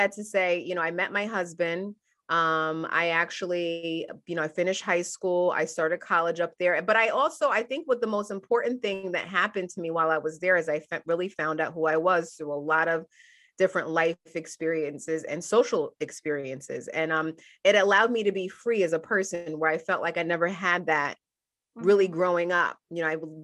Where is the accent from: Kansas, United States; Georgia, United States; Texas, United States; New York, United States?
New York, United States; Middletown; also born or lived in Albany, New York; I was born in Albany, New York, which is upstate New York, and moved to Middletown, New York, which is the Hudson Valley of New York when I was a little kid